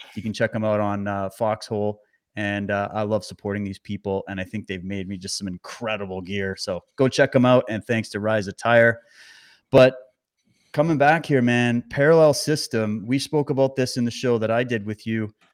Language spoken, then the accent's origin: English; Canada; as a Canadian